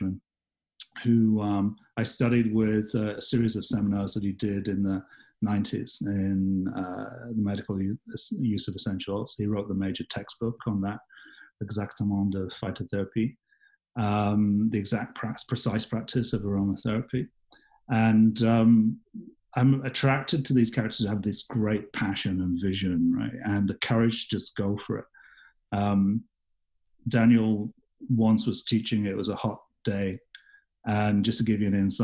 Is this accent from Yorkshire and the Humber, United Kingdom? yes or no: yes; Yorkshire and the Humber, United Kingdom; now in Canada; I was born and raised in England